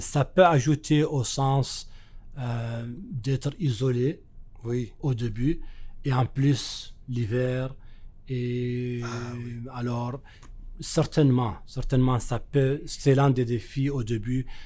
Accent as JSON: {"language": "French", "country": "Mauritania", "moved": "as an adult", "lives_now": "Manitoba, Canada", "said": "chez moi en Mauritanie"}